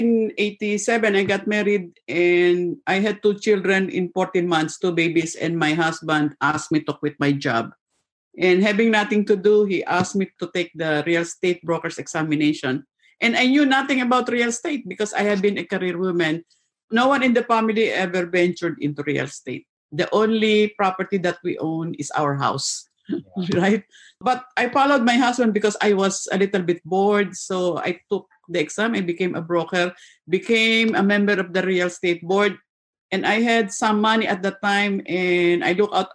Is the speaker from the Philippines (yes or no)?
yes; Philippines; now in Mississauga, Canada; I originally come from a small country in Asia, Philippines